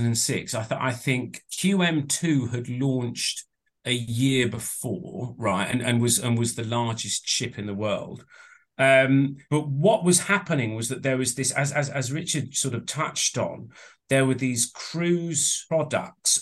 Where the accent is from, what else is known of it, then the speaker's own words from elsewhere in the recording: Southampton, South East England, United Kingdom; moved away; I was actually from Southampton